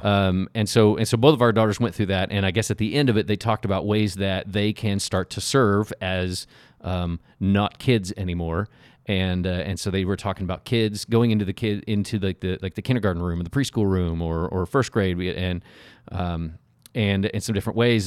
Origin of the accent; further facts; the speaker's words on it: Oklahoma City, Oklahoma, United States; I grew up in Oklahoma City